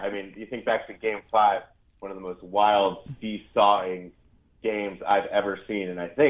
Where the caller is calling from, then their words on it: New York City, New York, United States; New York City.